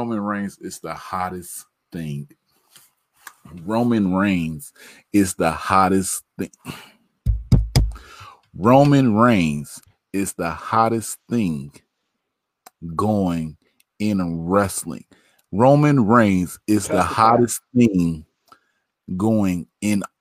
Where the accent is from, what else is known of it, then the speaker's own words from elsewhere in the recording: Midwest, United States; We from the Midwest